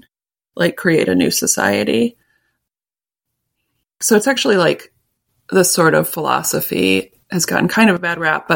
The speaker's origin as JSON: {"language": "English", "town": "Minneapolis", "region": "Minnesota", "country": "United States", "tie": "born or raised there", "also_born_or_lived": "Vermont / rural Ohio / Pittsburgh", "moved": "yes", "said": "I grew up in Minneapolis"}